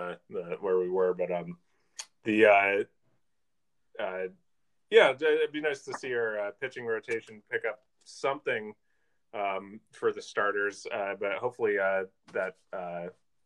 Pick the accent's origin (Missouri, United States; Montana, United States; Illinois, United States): Montana, United States; Missoula; moved away; My hometown, Missoula